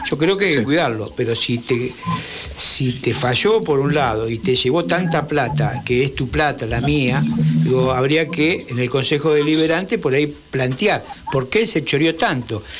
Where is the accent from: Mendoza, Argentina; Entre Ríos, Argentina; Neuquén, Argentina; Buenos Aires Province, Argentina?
Buenos Aires Province, Argentina; Avellaneda; Yo soy de Avellaneda